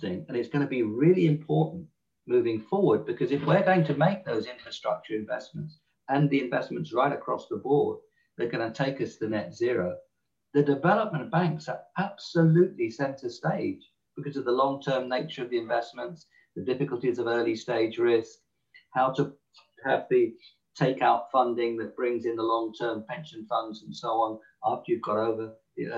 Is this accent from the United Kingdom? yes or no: yes; England, United Kingdom; accent: English; my English accent